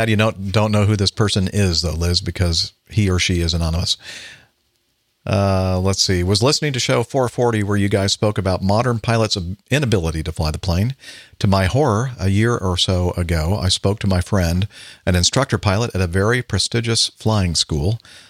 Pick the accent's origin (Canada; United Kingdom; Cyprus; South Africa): South Africa; yes, I'm originally from South Africa